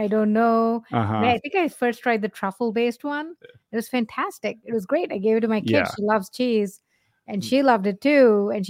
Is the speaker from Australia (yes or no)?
no; India; Yeah, I mean, we grew up in India, vegetarians. So for us, it wasn't hard to like continue to be a vegetarian here, right?